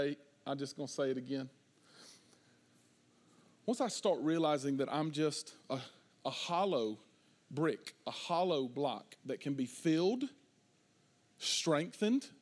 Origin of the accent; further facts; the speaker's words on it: the South, United States; we're from the South